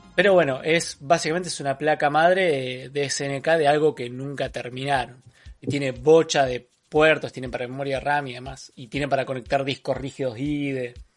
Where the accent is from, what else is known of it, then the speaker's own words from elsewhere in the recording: Buenos Aires, Argentina; accent: porteño; somos más porteños que provincianos